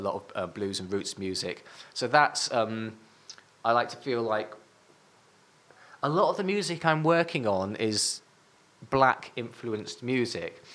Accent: Northumberland, North East England, United Kingdom; I'm from Northumberland

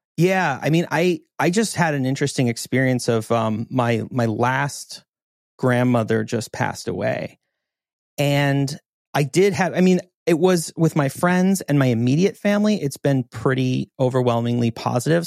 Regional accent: Montana, United States; moved away; growing up in Montana

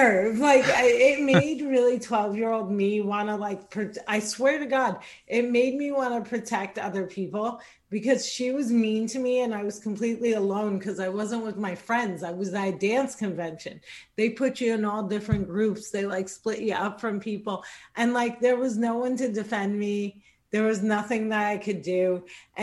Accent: Cliffside Park, New Jersey, United States; I'm born and raised in Jersey. I grew up in New Jersey.

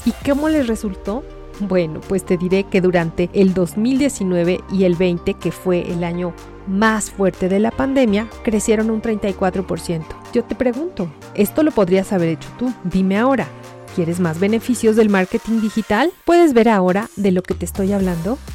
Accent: Mexico; Soy de México

